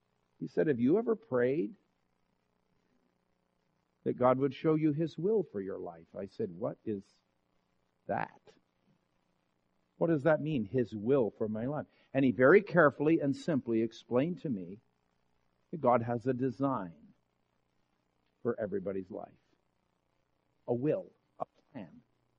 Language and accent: English; Vermont, United States; moved away; also born or lived in California; I grew up in Vermont